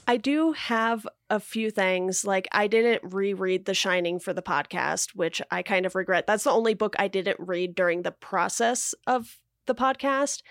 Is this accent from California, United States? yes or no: yes; Orange County, California, United States; when I was growing up in Orange County